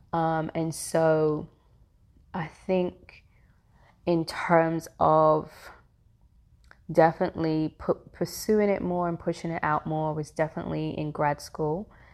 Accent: London, United Kingdom; moved away as an adult; now in Atlanta, United States; I am born and raised in London, the Caribbean parents, um, and have lived in Atlanta for the past fifteen years

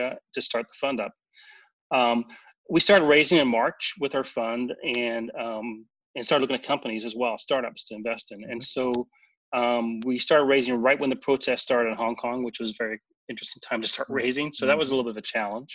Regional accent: Santa Monica, California, United States; now in Orange County, United States; I'm from Santa Monica

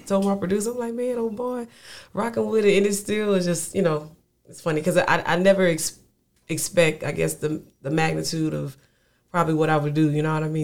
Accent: Lafayette, Louisiana, United States; now in Houston, United States; I'm a Louisiana native, always will be.

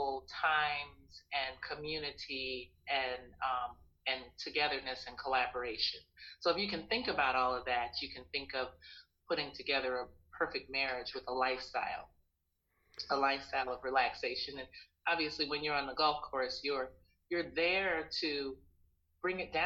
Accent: Panama; now in United States; for me, growing up in Panama

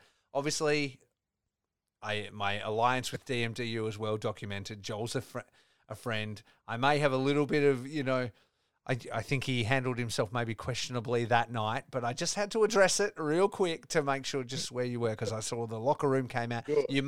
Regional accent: Australia; I'm Australian

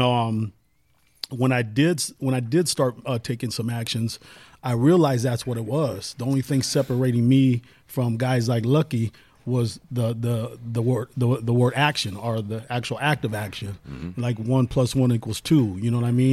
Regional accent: Seattle, Washington, United States; moved away; also born or lived in Los Angeles, California; I'm from Seattle, Washington, originally Holly Park. There you go. Holly Park Projects, Rainier Beach, the original ones.

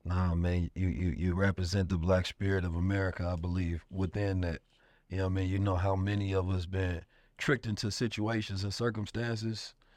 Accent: Oakland, California, United States; Growing up in Oakland

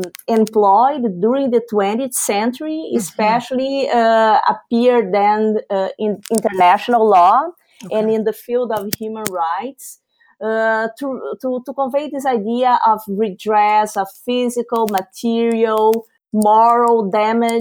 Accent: Brazil; moved away; I am a Brazilian of origin. I was born and raised in Brazil

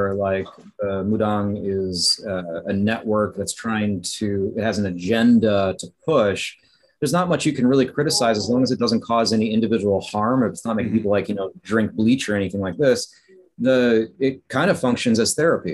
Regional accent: Wisconsin, United States; moved away; I'm from Wisconsin

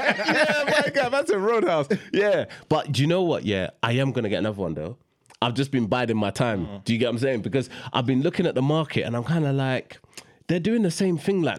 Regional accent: London, United Kingdom; we're from South London

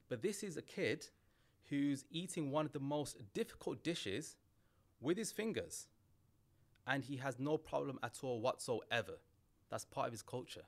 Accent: England, United Kingdom; I'm British Bangladeshi

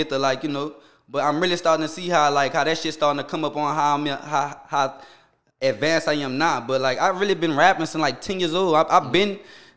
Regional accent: New Orleans, Louisiana, United States; growing up in the St. Bernard that I remember

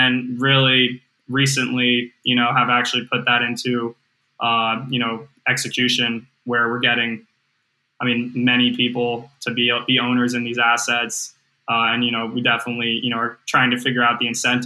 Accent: Chapel Hill, North Carolina, United States; I'm from Chapel Hill, North Carolina.

